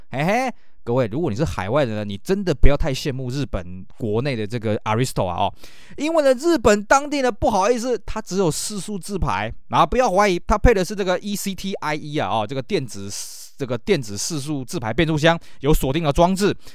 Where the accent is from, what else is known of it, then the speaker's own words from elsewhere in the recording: Taiwan; 我们台湾这边